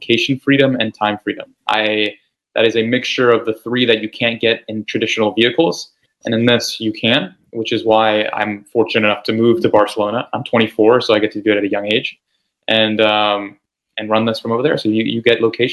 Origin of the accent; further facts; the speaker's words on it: Chile; I'm actually originally from Chile. I live in South America